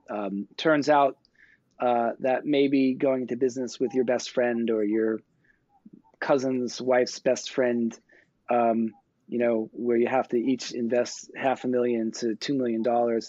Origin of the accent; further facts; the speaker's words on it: New York, United States; I grew up in New York